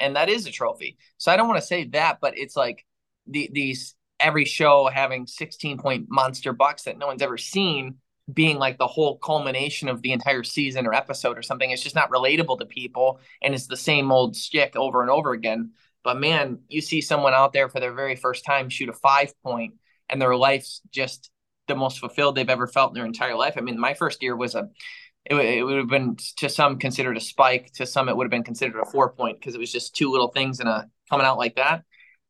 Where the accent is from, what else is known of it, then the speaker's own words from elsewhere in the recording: Michigan, United States; you grew up in Wisconsin, I grew up in Michigan.